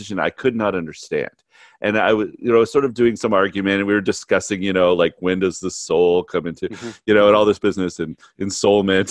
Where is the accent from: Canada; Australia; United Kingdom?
Canada; now in United States; I'm Canadian, right? I've been here in the United States for a long time